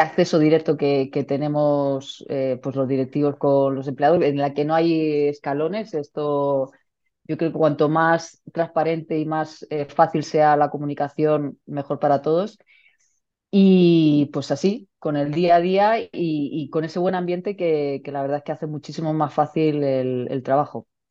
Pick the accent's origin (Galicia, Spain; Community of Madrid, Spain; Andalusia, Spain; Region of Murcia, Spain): Region of Murcia, Spain; also born or lived in Valencia; murciana, madre de dos hijas